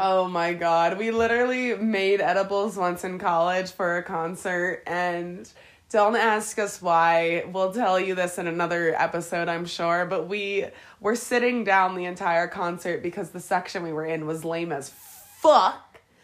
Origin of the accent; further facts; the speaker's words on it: Harrisburg, Pennsylvania, United States; moved away as an adult; now in Colorado, United States; I'm from Harrisburg, Pennsylvania, and uh, yeah, we're we're living in Colorado right now